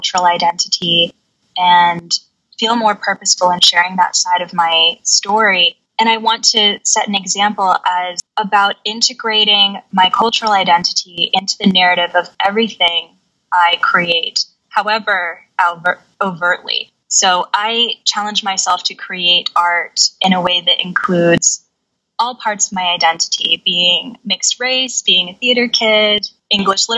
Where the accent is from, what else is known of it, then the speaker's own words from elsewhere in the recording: United States; now in Scotland; I'm half Korean, and I'm an American living in Scotland